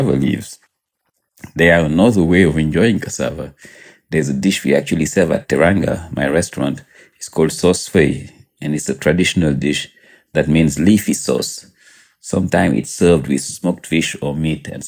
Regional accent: Senegal; now in New York City, United States; I'm from Senegal, so obviously in West Africa

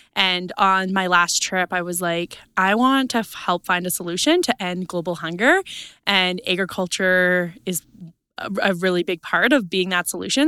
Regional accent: East Central Saskatchewan, Canada; I am from Saskatchewan, East Central Saskatchewan, farm with my family there

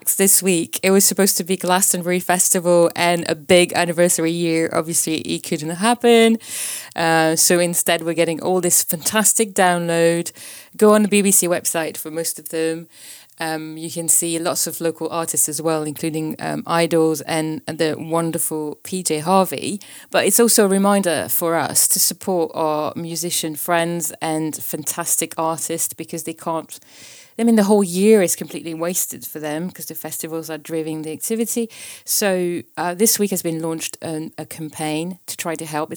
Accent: Paris, Île-de-France, France; moved away; also born or lived in Prague; in my hometown, Paris

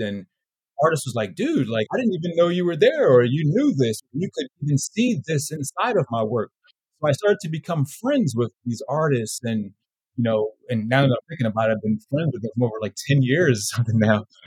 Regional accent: Philadelphia, Pennsylvania, United States; moved away as an adult; also born or lived in Los Angeles; I was born in Philly, West Philadelphia, born and raised.

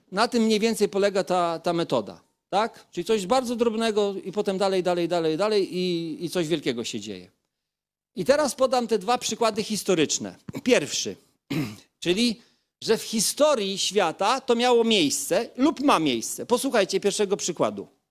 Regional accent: Kashubia, Pomeranian Voivodeship, Poland; pochodzę z rzymskokatolickiej rodziny kaszubskiej

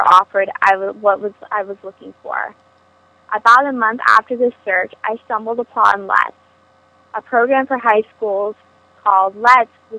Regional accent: Los Altos, California, United States; I am from Los Altos, California

